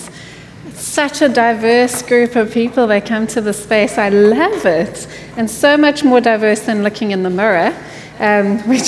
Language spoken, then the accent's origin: English; South Africa; now in Houston, United States; I hail from the sunny land of South Africa